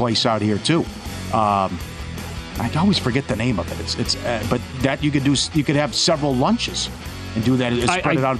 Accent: Minnesota, United States; moved away; I'm from Minnesota

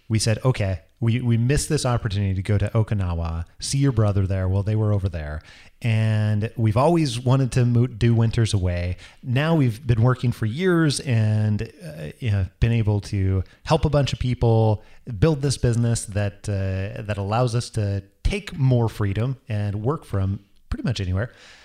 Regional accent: Idaho, United States; I'm originally from Northern Idaho.

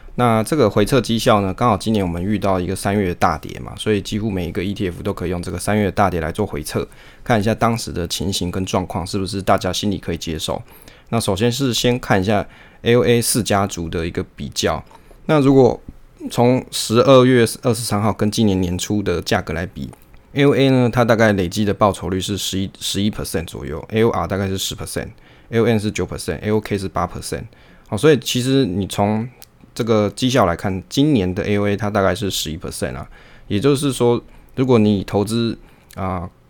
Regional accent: Taiwan; 我们身为台湾人

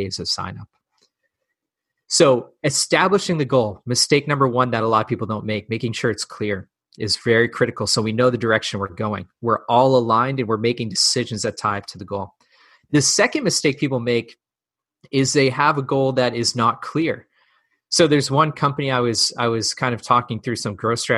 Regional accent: New England, United States; I grew up in New England

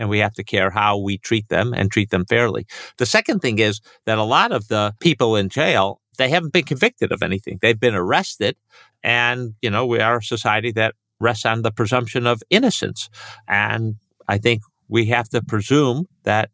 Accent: Chicago, Illinois, United States; my hometown of Chicago

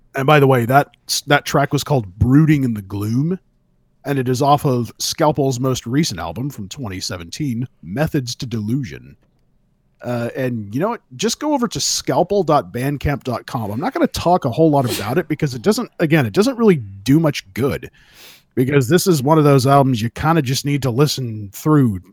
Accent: California, United States; where I grew up in California

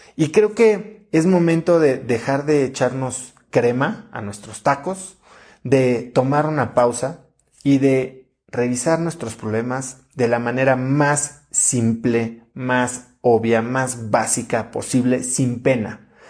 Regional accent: Mexico; los mexicanos somos muy buenos

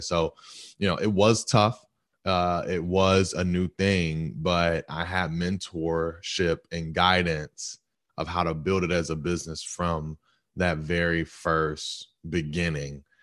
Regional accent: Stone Mountain, Georgia, United States; I'm from Stone Mountain, uh, Georgia

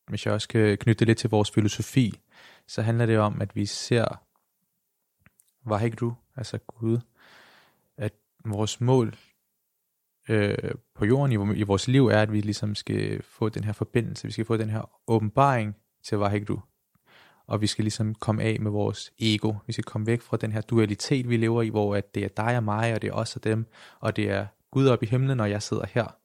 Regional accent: Denmark; født og opvokset i Danmark.

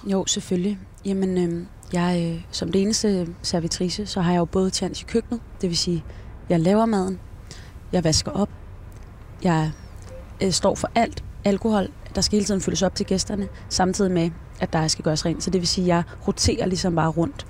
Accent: Denmark; now in Esbjerg, Denmark; Jeg er vokset op i Rankeby og øh, uddannet fra Esbjerg

